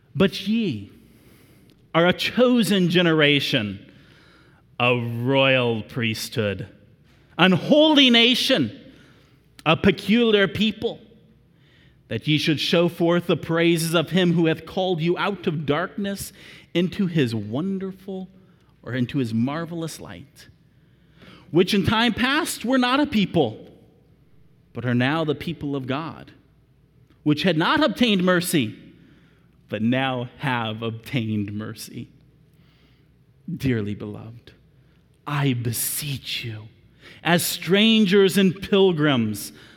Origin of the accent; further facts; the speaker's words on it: United States; I am so thankful to be an American